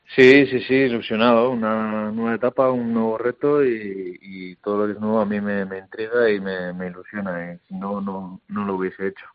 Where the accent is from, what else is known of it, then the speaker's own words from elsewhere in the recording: Hernani, Basque Country, Spain; siendo como soy encima de Hernani de toda la vida